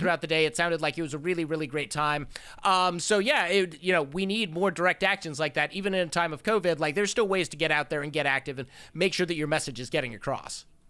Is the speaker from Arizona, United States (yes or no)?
yes; Phoenix, Arizona, United States; my hometown police department, Phoenix P D